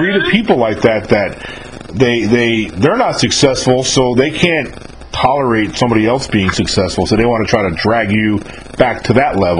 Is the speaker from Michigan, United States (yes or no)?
no; just above New York City, United States; I'm not from Long Island, but I'm from just above New York City